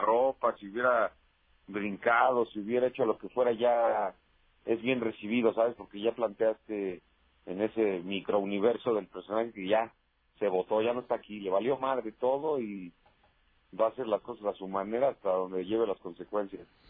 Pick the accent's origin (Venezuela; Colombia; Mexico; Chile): Mexico; Toluca, State of Mexico; moved away as an adult; now in Mexico City, Mexico; Yo nací en Toluca, Estado de México.